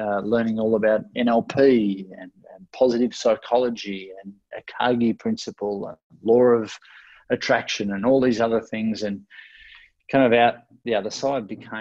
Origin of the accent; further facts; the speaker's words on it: Ocean Grove, Victoria, Australia; also born or lived in Melbourne; I grew up in Ocean Grove, which is where I came back to after living in Melbourne, about an hour and a half out of Melbourne